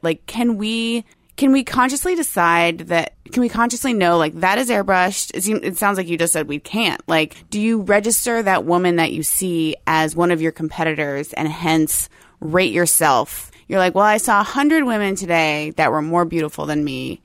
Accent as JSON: {"language": "English", "town": "Tampa", "region": "Florida", "country": "United States", "tie": "born or raised there", "also_born_or_lived": "Gainesville / Saint Augustine", "moved": "as an adult", "lives_now": "Seattle, United States", "said": "I grew up near Tampa"}